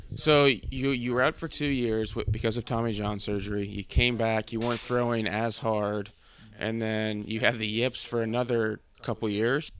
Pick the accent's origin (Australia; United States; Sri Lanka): United States; Cincinnati, Ohio; I'm from Cincinnati